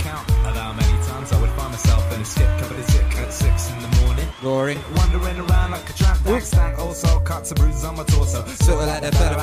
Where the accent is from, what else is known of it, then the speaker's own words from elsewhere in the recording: United Kingdom; I'm British